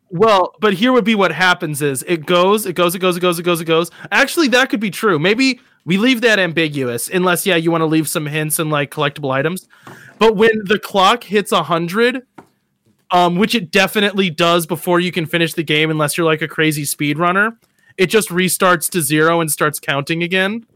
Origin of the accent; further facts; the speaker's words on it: United States; me as an American